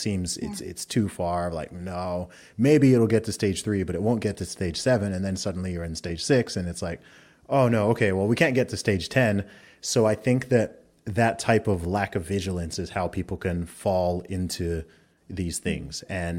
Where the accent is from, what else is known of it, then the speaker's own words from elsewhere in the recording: Saudi Arabia; also born or lived in England; I grew up primarily in the Middle East. I grew up in Saudi Arabia, but I was born in England, went to an American school in Saudi Arabia for a while. Then I went back to school in England.